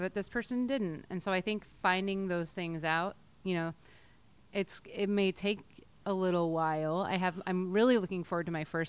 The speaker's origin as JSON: {"language": "English", "town": "Salem", "region": "Oregon", "country": "United States", "tie": "born or raised there", "also_born_or_lived": "Syracuse, New York", "lives_now": "Portland, United States", "said": "I was born in Syracuse, but I came from Salem."}